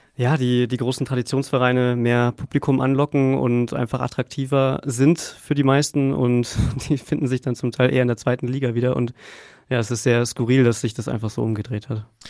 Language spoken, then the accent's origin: German; Unterhaching, Bavaria, Germany; also born or lived in Munich; also ich bin in Unterhaching aufgewachsen